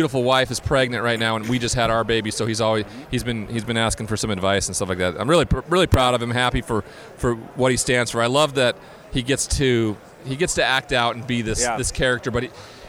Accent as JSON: {"language": "English", "region": "Montana", "country": "United States", "tie": "born or raised there", "said": "I grew up in Montana."}